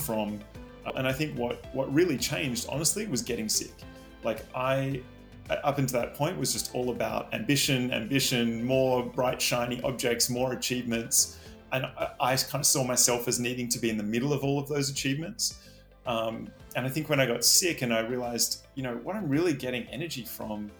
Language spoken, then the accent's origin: English; Sydney, New South Wales, Australia; moved away as an adult; also born or lived in New York; I was born in Sydney, Australia, and I still live in Sydney, Australia